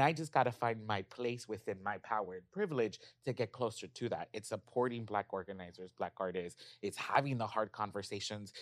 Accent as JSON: {"language": "English", "town": "Los Angeles", "region": "California", "country": "United States", "tie": "born or raised there", "said": "I grew up in South Central."}